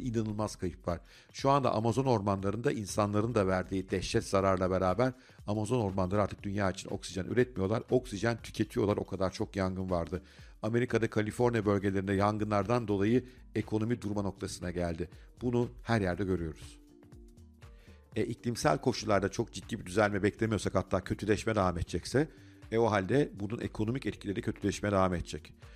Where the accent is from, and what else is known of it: Turkey